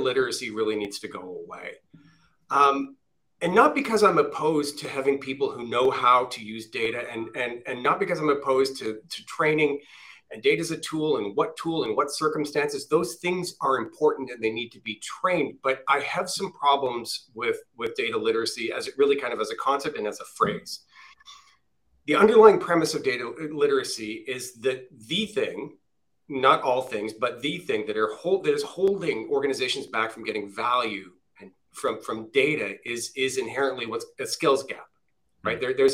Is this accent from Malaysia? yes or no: no; Canada; I'm Canadian.